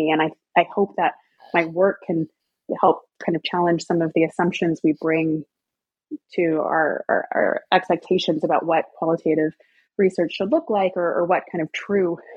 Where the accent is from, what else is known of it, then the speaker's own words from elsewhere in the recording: the South, United States; I'm, I'm from the South, I'm very familiar with the area